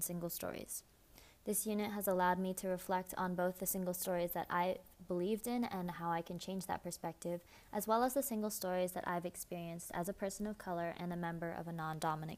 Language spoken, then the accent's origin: English; United States; I'm Chinese American